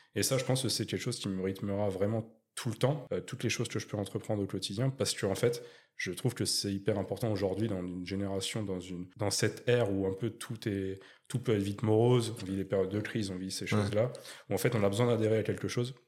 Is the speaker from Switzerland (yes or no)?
no; Chaumontel, Île-de-France, France; moved away as an adult; now in Bordeaux, France; nord parisien de base je suis je suis de, je suis de Chaumontel, Luzarche, le 95 de Val d'Oise